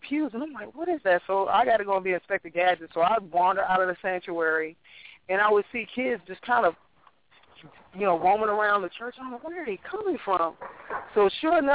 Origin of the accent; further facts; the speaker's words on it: Chicago, Illinois, United States; which is where I grew up. I grew up in Hyde Park